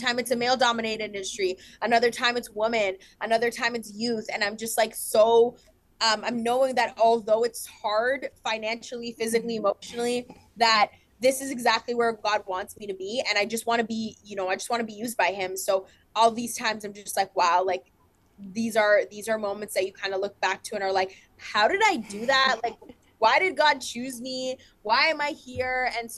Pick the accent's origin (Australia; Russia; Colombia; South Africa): Colombia; I'm Hispanic. I am a woman of color. I'm young. I came from Colombia.